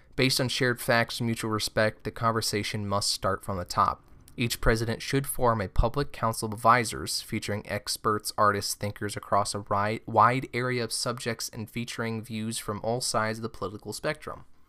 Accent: Omaha, Nebraska, United States; I'm from Omaha, Nebraska

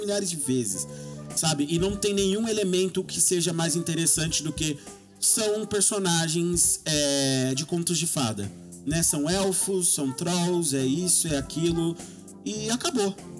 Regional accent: Brazil; nós brasileiros

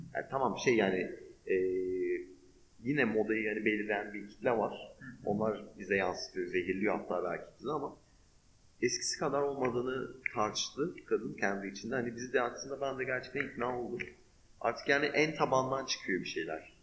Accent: Turkey

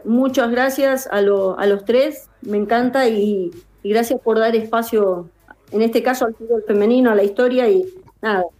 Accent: Corrientes, Argentina; soy correntina

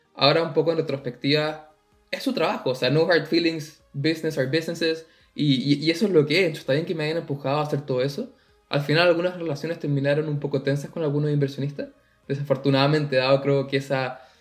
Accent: Chile; moved away as an adult; nosotros nos encanta decir que salimos de Chile

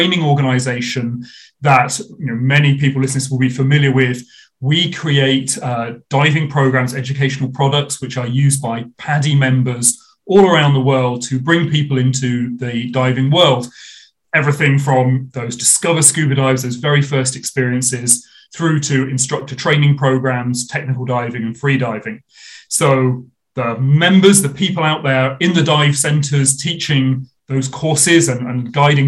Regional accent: United Kingdom; I get to look after the UK, my home country where I did most of my diving

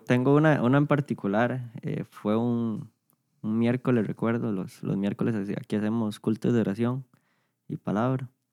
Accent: San Isidro de El General, San José, Costa Rica; aquí nací, de aquí he sido desde toda la vida

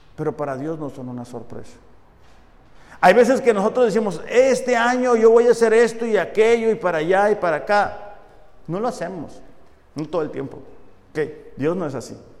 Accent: Mexicali, Baja California, Mexico; soy orgullosamente de Mexicali

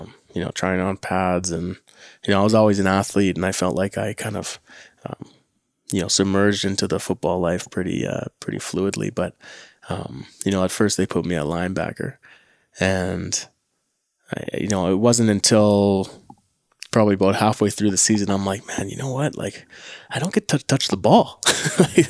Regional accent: Winnipeg, Manitoba, Canada; I'm from St. James in Winnipeg

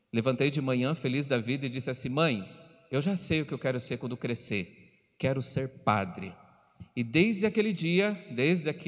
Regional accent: Telêmaco Borba, Paraná, Brazil; Sou natural da cidade de Telemaco Borba

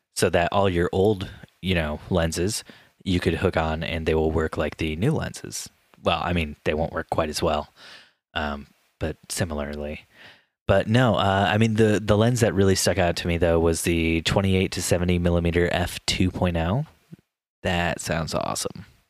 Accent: Indiana, United States; moved away; a great Indiana man like me

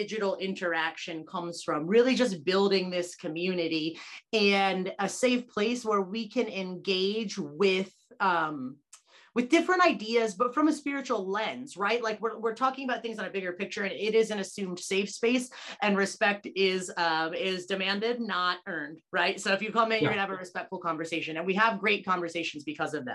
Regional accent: United States; also born or lived in Olean, New York; being American is a part of my context

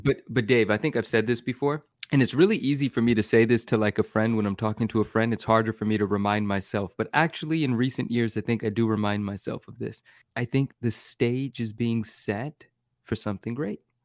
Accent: Bay Area, California, United States; in the Bay Area where I grew up in California

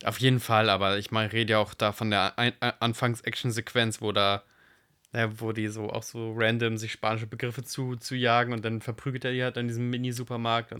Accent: Germany; ich bin Deutscher

